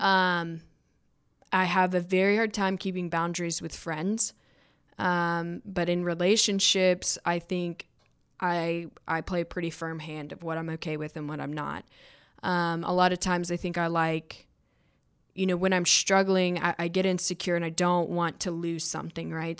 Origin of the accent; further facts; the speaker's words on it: Georgia, United States; I came from Georgia